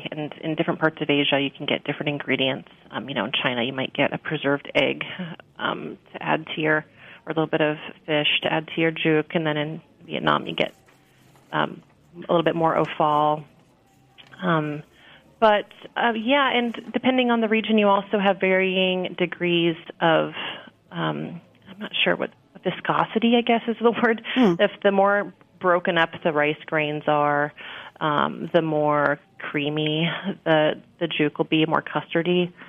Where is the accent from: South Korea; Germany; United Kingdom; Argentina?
United Kingdom; Scotland; oatmeal, of course, and being Scottish, it's almost a Scottish national dish.